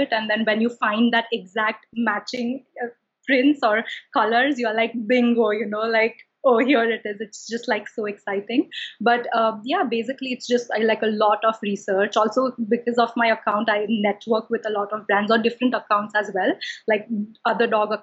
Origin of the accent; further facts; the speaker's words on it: Mumbai, Maharashtra, India; moved away as an adult; also born or lived in London; now in New York, United States; growing up in Mumbai, I'm from Mumbai, India